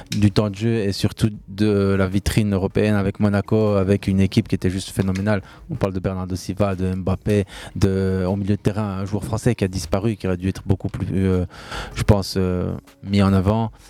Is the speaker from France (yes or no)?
no; Niger; Je suis nigérien. Je suis parti il y a 11 ans.